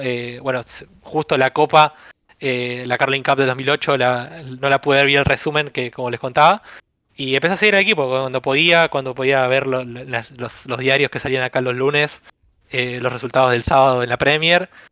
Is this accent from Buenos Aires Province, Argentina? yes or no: yes; Avellaneda, Buenos Aires Province, Argentina; soy de Buenos Aires, de, Avellaneda, donde es independiente Racing. Acá es una ciudad donde se vive el fútbol a pleno